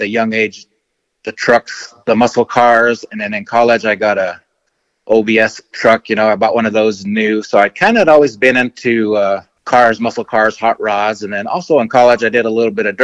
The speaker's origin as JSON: {"language": "English", "region": "New Mexico", "country": "United States", "tie": "born or raised there", "said": "growing up in New Mexico, my dad was a kind of a rough cowboy type of guy"}